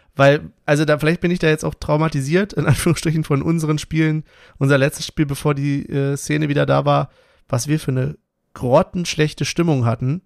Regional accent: Berlin, Germany; wir sind halt auch Berliner

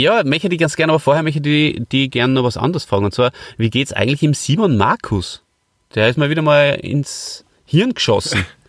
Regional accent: Hof bei Salzburg, Salzburg, Austria; ich komme ja heute aus Hof bei Salzburg und das ist äh, der Ort, an dem ich aufgewachsen bin.

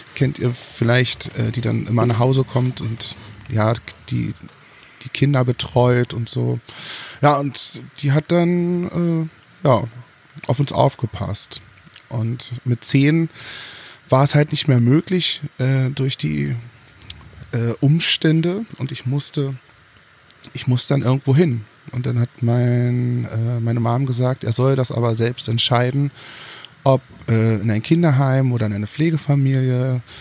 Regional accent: Germany; Also ich, ich bin geborener äh, Deutscher. Also ich bin hier geboren, groß und breit geworden.

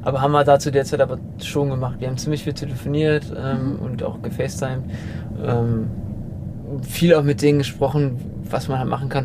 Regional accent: Germany; als Deutscher

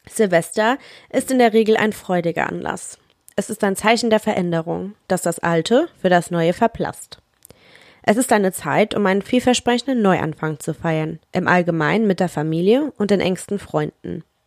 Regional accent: Germany; bei uns in Deutschland

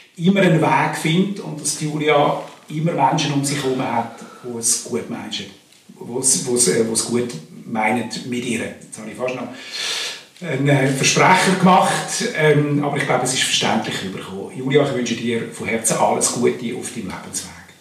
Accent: Switzerland; wo ich aufgewachsen bin am oberen Zürichsee

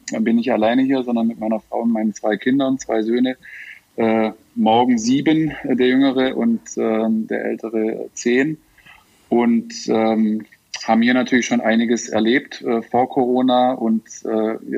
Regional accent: Schramberg, Baden-Württemberg, Germany; now in Shanghai, China; was sozusagen in meiner Heimatstadt Schramberg los ist.

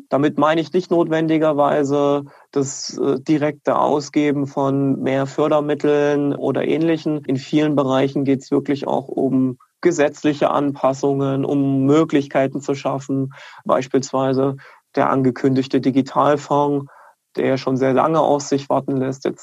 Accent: Leipzig, Saxony, Germany; dass Standorte wie Leipzig allen voran natürlich als Leipziger

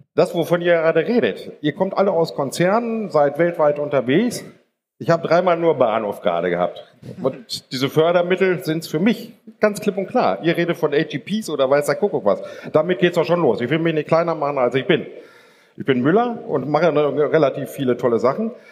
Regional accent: Germany; wir sind Deutsche

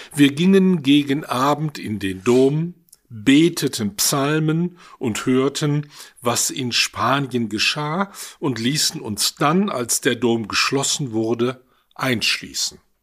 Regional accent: Duisburg, North Rhine-Westphalia, Germany; Ich stamme aus der Stadt Duisburg, komme also mitten aus dem Ruhrgebiet

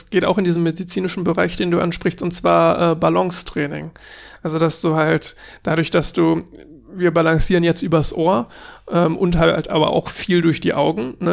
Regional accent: Cologne, North Rhine-Westphalia, Germany; ich komme halt aus Köln und ich dachte mir, es kann nicht sein, dass ich aus Köln komme und da in der Umgebung gewohnt habe für, naja, lass mich überlegen, 20 Jahre und nie auf der Gamescom war.

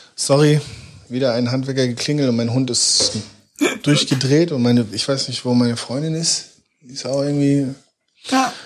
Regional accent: Hamburg, Germany; born or raised there; moved away as an adult; also born or lived in Bielefeld

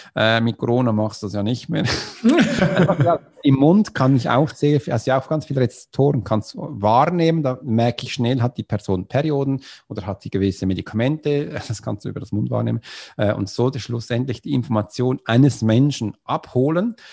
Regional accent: Switzerland; Swiss ist für das Land, wo ich herkomme

